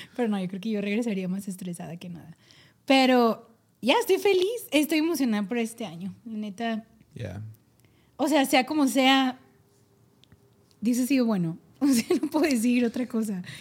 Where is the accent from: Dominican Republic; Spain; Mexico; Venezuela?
Mexico; Si soy mexicano